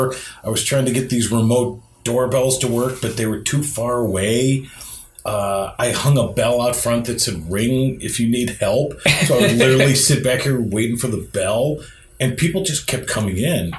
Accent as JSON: {"language": "English", "town": "Kirtland", "region": "Ohio", "country": "United States", "tie": "born or raised there", "said": "I grew up in Kirtland, Ohio, and we had a Dog and Suds drive-in."}